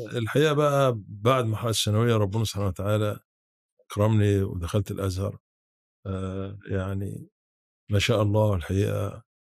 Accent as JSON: {"language": "Arabic", "town": "Hurbeit", "region": "Sharqia", "country": "Egypt", "tie": "born or raised there", "moved": "yes", "said": "انا اصلا من محافظه الشرقيه من آه قريه تبع مركز وكبير اسمها هربيط"}